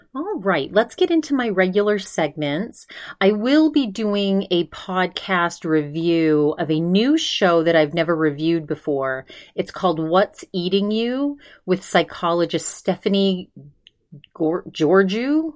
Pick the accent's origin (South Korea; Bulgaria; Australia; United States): United States; Maine; moved away; my home state of Maine